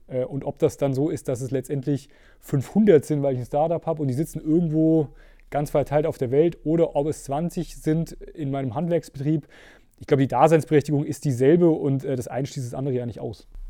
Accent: Steffenberg, Hesse, Germany; now in Gießen, Germany; Mittelhessen ist tatsächlich meine Heimat. Ich bin, glaube ich, einer der wenigen, der niemals rausgekommen ist. Also ich aufgewachsen in äh, Steffenberg

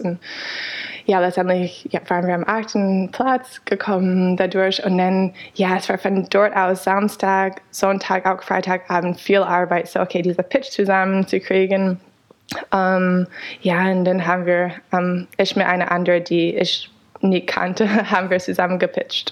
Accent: United States; German is a second language; moved away as an adult; also born or lived in Canada / Freiburg, Germany; now in Berlin, Germany; ich bin in den USA geboren, habe aber in Kanada studiert

